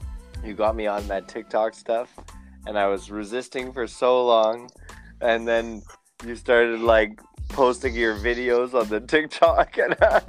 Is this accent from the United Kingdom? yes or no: yes; England, United Kingdom; And I'm an English guy who works in a French building.